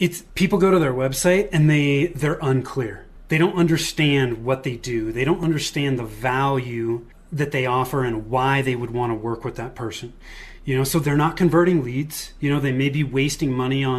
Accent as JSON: {"language": "English", "area": "Bay Area", "region": "Northern California", "country": "United States", "tie": "born or raised there", "moved": "as an adult", "lives_now": "Denver, United States", "said": "I was born and raised in Northern California in the Bay Area, moved to the Denver area with my wife in 2008, and that's where we still are today"}